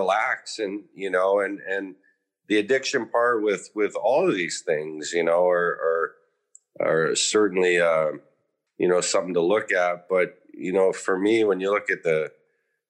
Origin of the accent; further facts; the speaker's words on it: Meadow Lake, Saskatchewan, Canada; I grew up in Saskatchewan in Canada